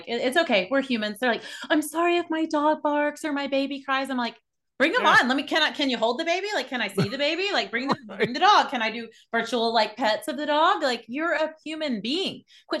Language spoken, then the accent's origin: English; the Bible Belt, United States; There weren't any actors there were no entrepreneurs, like everyone, we're from the Bible Belt.